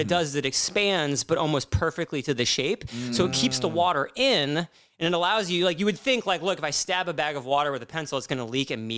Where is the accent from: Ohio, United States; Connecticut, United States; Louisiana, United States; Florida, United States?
Ohio, United States; Columbus; growing up in Columbus, Ohio